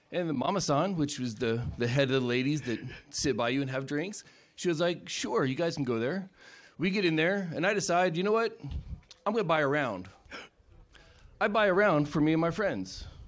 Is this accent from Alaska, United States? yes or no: yes; Alaska, United States